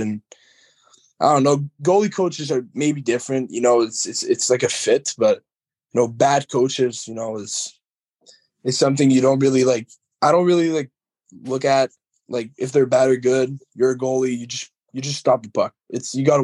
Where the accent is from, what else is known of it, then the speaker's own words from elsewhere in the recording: Montreal, Quebec, Canada; now in Baie-Comeau, Canada; my hometown's Montreal